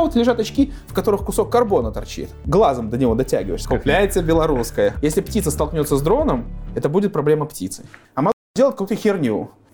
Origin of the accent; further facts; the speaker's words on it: Gomel, Gomel Region, Belarus; moved away as an adult; Родился в Гомеле, жил в Гомеле. Э, уехал из Гомеля уже, когда в ВУЗ поступил.